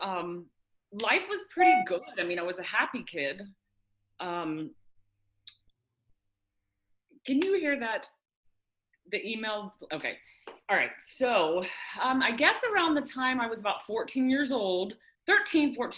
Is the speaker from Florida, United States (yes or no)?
yes; Florida, United States; I was born and raised here in Florida. I've lived here all my life